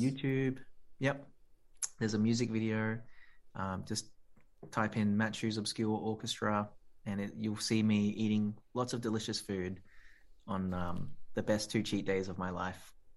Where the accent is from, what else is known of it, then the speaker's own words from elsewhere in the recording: Australia; I'm Australian. I'm proud to be, you know, born here and of this country